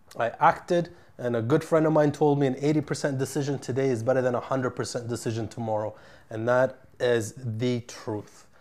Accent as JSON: {"language": "English", "town": "Ottawa", "region": "Ontario", "country": "Canada", "tie": "born or raised there", "moved": "as an adult", "lives_now": "Vancouver, Canada", "said": "I moved here from my hometown of Ottawa, my network, my family, everybody's still there"}